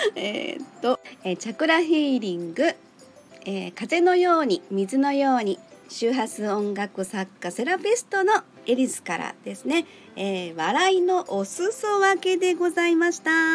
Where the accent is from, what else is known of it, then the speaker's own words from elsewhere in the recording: Kansai, Japan; 私生粋の関西人からしましてですね